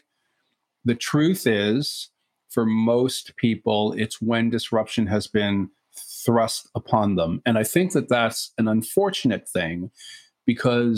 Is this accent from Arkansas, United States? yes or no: no; New York City, New York, United States; I am actually a native New Yorker. I grew up in Brooklyn of the 1970s, Brooklyn, New York.